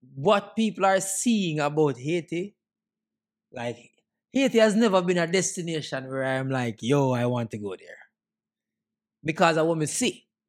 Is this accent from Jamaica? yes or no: yes; Jamaica; And me are Jamaican